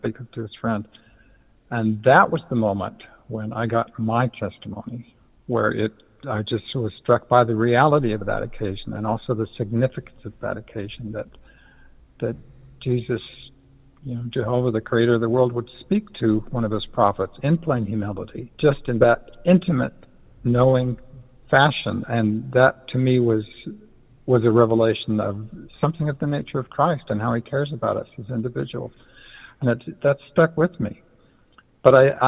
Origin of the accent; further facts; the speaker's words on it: Utah, United States; I grew up LDS in Utah, so it was as conventional an upbringing as it can get